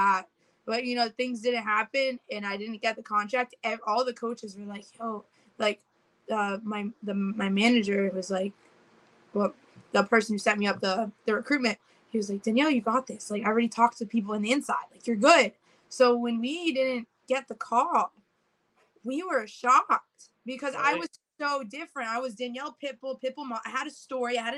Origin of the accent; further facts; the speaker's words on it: Miami, Florida, United States; I'm from Miami.